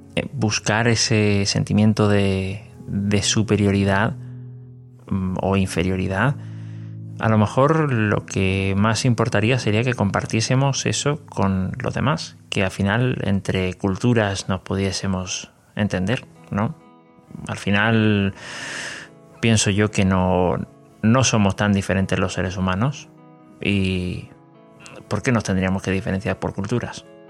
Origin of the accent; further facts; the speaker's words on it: Sacramento, California, United States; Soy de los Estados Unidos, soy de Sacramento, California